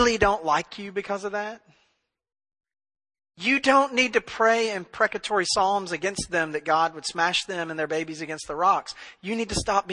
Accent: Memphis, Tennessee, United States; now in East Texas, United States; I grew up in Memphis

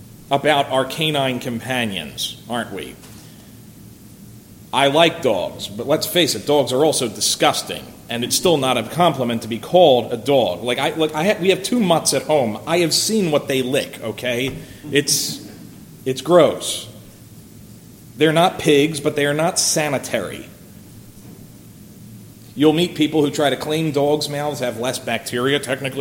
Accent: Philadelphia, Pennsylvania, United States; when I was growing up in Philadelphia

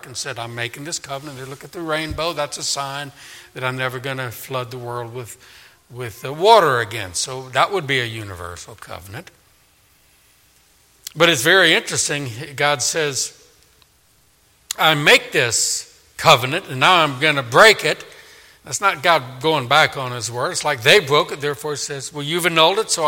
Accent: New Orleans, Louisiana, United States; in my hometown of Katrina, of New Orleans

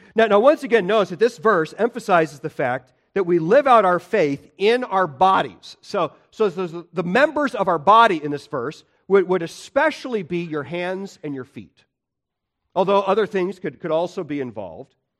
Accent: Illinois, United States; I grew up in Illinois

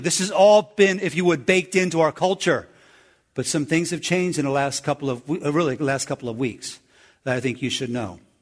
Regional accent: United States; I'm from America.

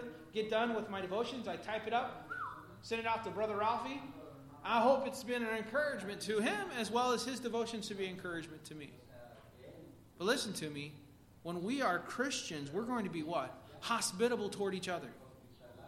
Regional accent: Pax, Illinois, United States; I grew up in a little town called Pax, Illinois

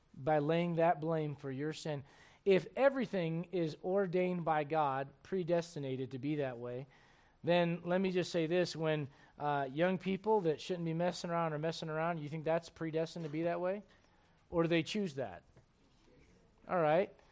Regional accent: United States; I'm an American

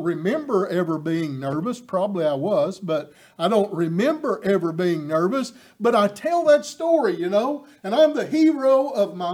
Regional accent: East Tennessee, United States; my accent betrays me. I'm from East Tennessee

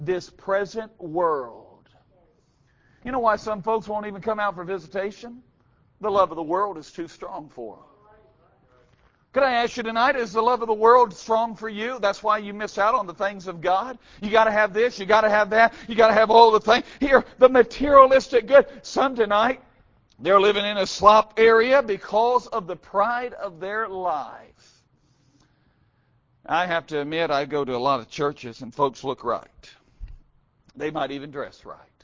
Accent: United States; I was born in America

